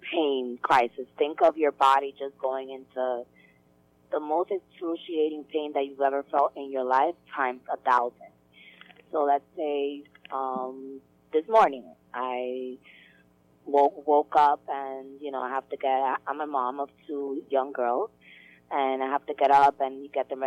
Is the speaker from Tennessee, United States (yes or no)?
no; New York, United States; also born or lived in Dominican Republic; I was born here in New York